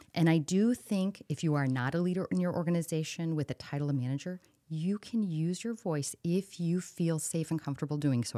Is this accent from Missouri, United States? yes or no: yes; St. Louis, Missouri, United States; now in Cedar Rapids, United States; I'm from Saint Louis, a suburb